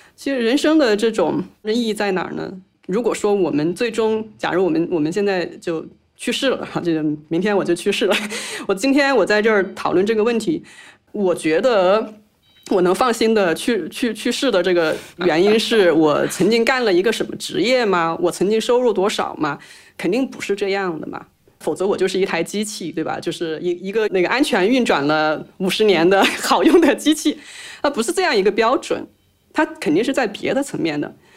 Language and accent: Chinese; China; 我们中国人